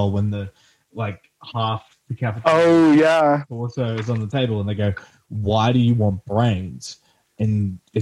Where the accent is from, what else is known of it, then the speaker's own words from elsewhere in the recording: Australia; being an Australian kid